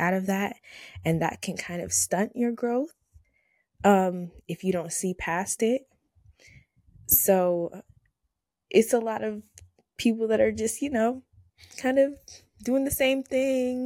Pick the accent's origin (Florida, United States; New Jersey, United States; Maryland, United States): Maryland, United States; Laurel; I'm from Maryland, and I'm from Laurel, Maryland